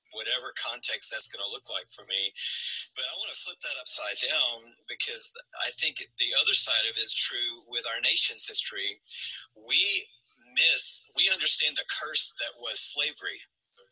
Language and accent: English; Atlanta, Georgia, United States; grow up in Atlanta.